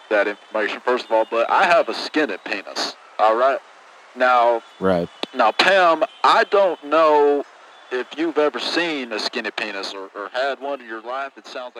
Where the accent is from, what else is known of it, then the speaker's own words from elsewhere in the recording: Houston, Texas, United States; I'm from Houston. I don't know if I mentioned that.